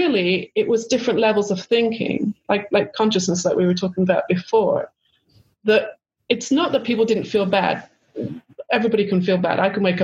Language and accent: English; United Kingdom; moved away as an adult; also born or lived in Los Angeles, California; being British